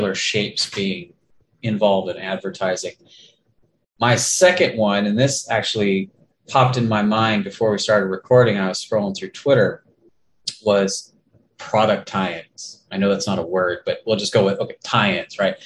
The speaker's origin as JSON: {"language": "English", "town": "Escondido", "region": "California", "country": "United States", "tie": "born or raised there", "lives_now": "Inland Empire, United States", "said": "We're both from Escondido, right. California"}